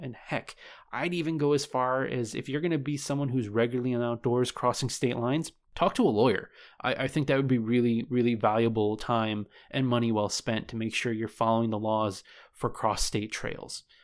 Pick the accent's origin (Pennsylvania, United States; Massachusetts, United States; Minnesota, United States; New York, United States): New York, United States; my home state of New York